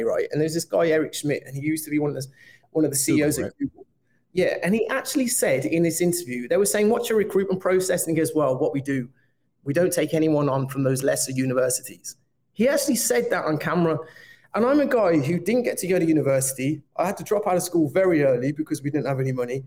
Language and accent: English; Birmingham, West Midlands, United Kingdom; I'm from Birmingham